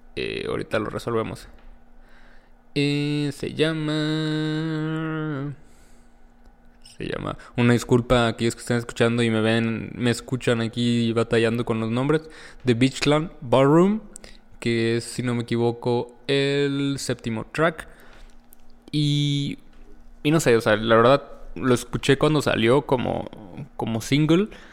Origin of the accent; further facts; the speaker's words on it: Mexico; yo como mexicano